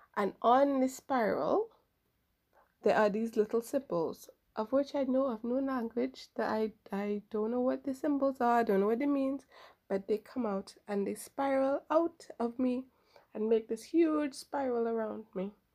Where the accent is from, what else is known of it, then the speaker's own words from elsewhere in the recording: Trinidad & Tobago; I'm from Trinidad